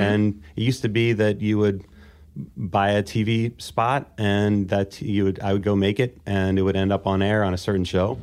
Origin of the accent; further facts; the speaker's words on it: Baltimore, Maryland, United States; in Baltimore, Maryland